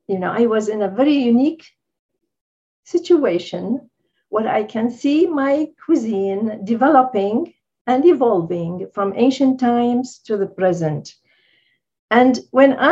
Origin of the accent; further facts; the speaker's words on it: Baghdad, Baghdad Governorate, Iraq; I grew up in Baghdad, which is a kind of multi-ethnic, society